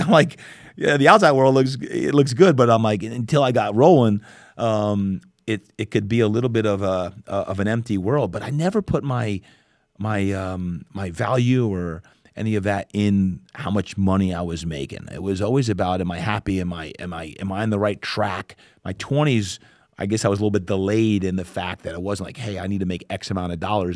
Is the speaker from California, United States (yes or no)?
no; New Jersey, United States; now in San Diego, United States; I grew up back in New Jersey